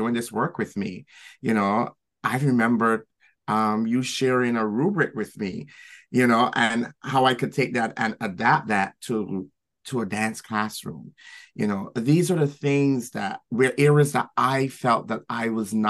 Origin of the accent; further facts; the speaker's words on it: Barbados; moved away as an adult; now in New York City, United States; growing up in Barbados. And then moving here